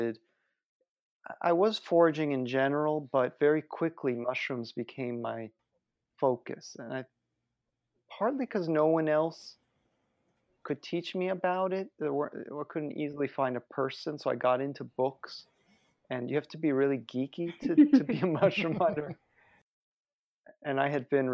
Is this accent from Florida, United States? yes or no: yes; Miami, Florida, United States; moved away; I'm from Miami